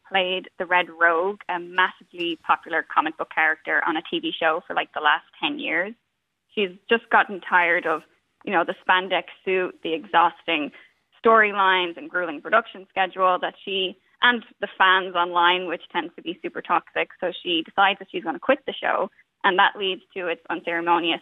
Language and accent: English; Ashbourne, County Meath, Ireland; also born or lived in London / New York / Miami; now in Beverly Hills, United States; I'm from Ashburn, I'm from Meath